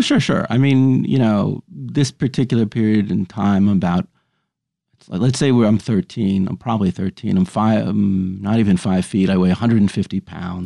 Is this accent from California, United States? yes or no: no; New York City, New York, United States; I grew up on the Upper West Side of Manhattan